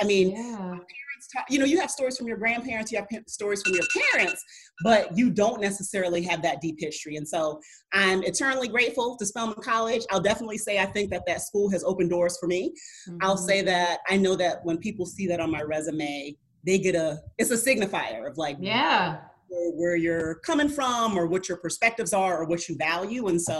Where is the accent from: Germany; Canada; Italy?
Germany; You know, growing up in Germany, my interaction, as I've mentioned before, with black people and black women and black families was pretty limited.